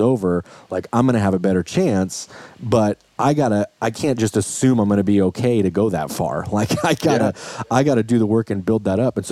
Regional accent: Idaho, United States; I grew up, I mean, I'm from Idaho. So like everybody I know my whole life has hunted forever

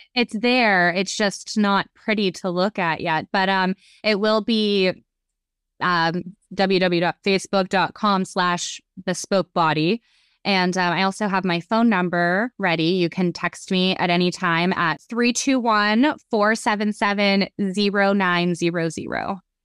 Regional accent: Youngstown, Ohio, United States; moved away as an adult; now in Melbourne, United States; I live in Melbourne, Florida. Well, I'm originally from Youngstown, Ohio

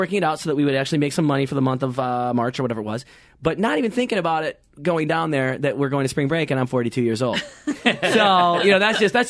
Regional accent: Michigan, United States; moved away as an adult; also born or lived in Los Angeles / New York; even being from the Midwest

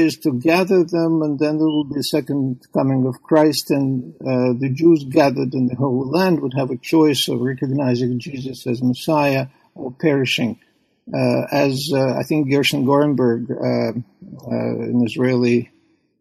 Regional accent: Saint Petersburg, Russia; moved away; I was born and I grew up in Leningrad, which is now St. Petersburg

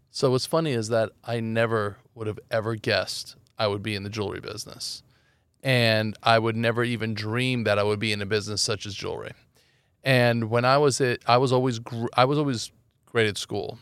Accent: Los Angeles, California, United States; also born or lived in Iran; I grew up in Los Angeles

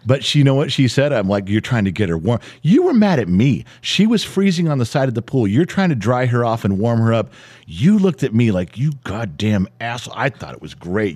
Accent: Los Angeles, California, United States; growing up in the San Fernando Valley

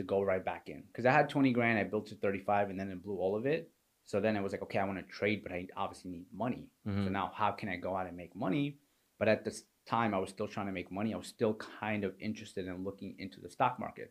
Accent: New York, United States; moved away as an adult; also born or lived in Pakistan; now in Florida, United States; So I was raised in New York. I was born in Pakistan

